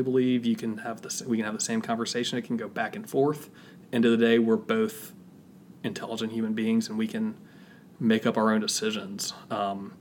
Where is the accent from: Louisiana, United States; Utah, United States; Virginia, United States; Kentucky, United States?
Virginia, United States; Richmond; moved away as an adult; also born or lived in Atlanta, Georgia; now in Greensboro, United States; I grew up in the Methodist Church at a great church in Richmond, Virginia, which is my hometown